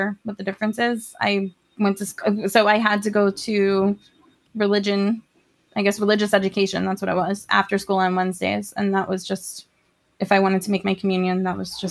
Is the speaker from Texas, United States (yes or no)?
no; New York City, New York, United States; I grew up in Queens, New York, where I still live, just in a different part of New York City.